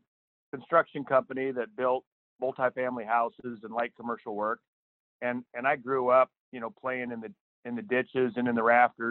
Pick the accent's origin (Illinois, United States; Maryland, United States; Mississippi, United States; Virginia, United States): Illinois, United States; Central; also born or lived in East Texas; I live in Central Illinois. I grew up here in a rural area